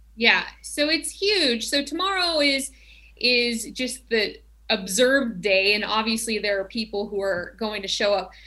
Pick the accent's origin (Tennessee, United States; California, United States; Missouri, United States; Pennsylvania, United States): Tennessee, United States; now in Glendale, United States; I grew up in Tennessee